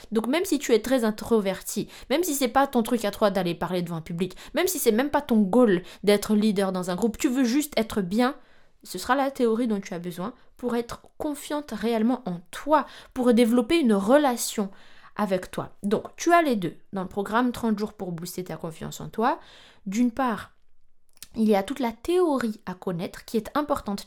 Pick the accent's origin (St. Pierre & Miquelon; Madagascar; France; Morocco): Madagascar; je suis malgache